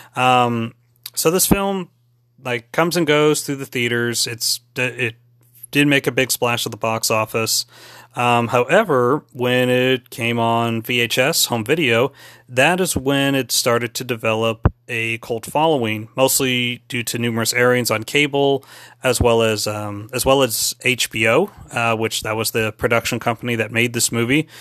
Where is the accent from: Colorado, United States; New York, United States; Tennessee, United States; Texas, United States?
Texas, United States; San Antonio; my hometown, my hometown of San Antonio, Texas